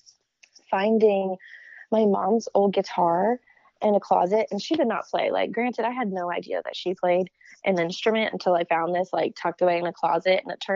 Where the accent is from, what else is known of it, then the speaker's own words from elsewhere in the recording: Teutopolis, Illinois, United States; moved away as an adult; now in Nashville, United States; I loved growing up in my hometown there